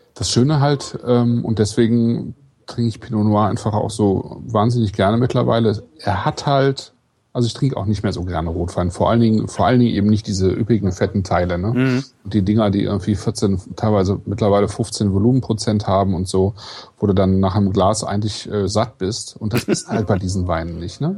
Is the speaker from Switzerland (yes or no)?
no; Kleve, North Rhine-Westphalia, Germany; ich bin ja in Kleve geboren